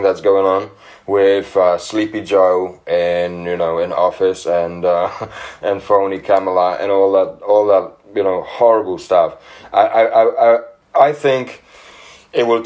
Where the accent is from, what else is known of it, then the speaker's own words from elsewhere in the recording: Poland; now in England, United Kingdom; I'm from Poland originally. I've been living in England for about 10 years now.